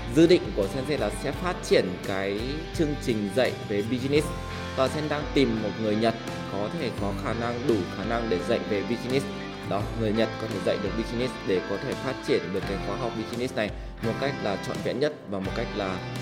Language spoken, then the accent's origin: Vietnamese; Vietnam; mình là một người Việt Nam